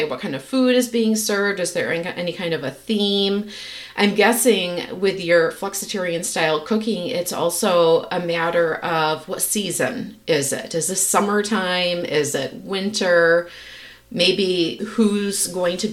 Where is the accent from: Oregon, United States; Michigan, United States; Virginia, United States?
Michigan, United States; moved away; I'm from Michigan and my family drives through the UP every year when we go back and visit family